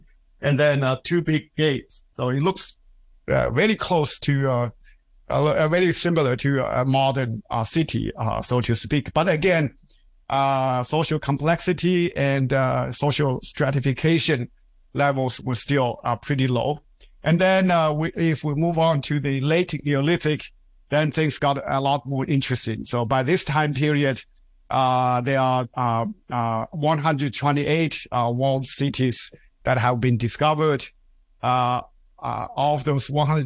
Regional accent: southern Hunan, China; moved away; my hometown province, Hunan, not where I grew up. Okay, I'm from southern Hunan

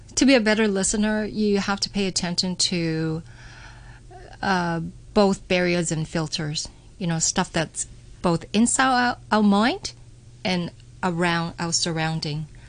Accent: Canada; moved away as an adult; Growing up in Canada

